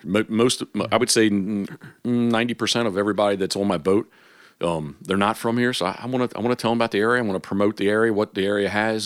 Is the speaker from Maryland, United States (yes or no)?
yes; Havre de Grace, Maryland, United States; I was born in Harvard Grace, so the, you know, the decoy capital of the world